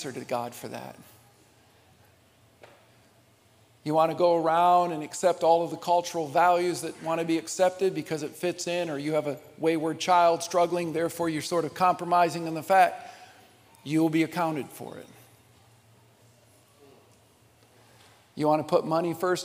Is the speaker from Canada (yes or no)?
no; Midwest, United States; I grew up United Methodist in the Midwest